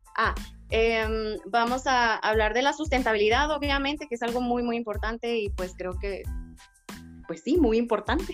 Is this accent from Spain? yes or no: no; Sonora, Mexico; moved away as an adult; also born or lived in Guadalajara; soy ingeniera en ciencias ambientales con maestría en proyectos y edificaciones sustentables. Soy de Sonora